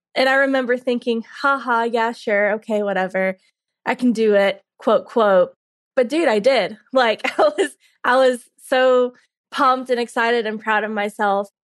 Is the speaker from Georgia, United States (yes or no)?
yes; Carrollton, Georgia, United States; I'm from Carrollton, Georgia. I grew up in Carrollton, forty miles west of Atlanta